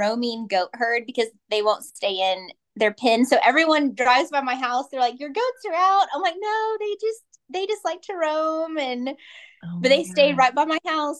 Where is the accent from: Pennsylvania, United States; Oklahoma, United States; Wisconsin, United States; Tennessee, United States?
Oklahoma, United States; I'm from Oklahoma